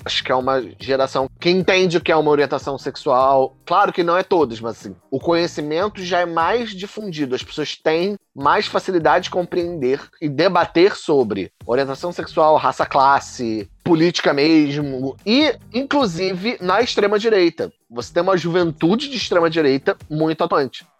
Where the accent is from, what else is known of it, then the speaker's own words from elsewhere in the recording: Rio de Janeiro, Brazil; como nós cariocas falamos